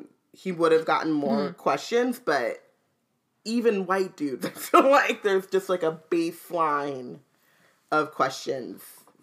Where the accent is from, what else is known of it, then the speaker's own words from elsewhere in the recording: Southern California, United States; I grew up in Southern California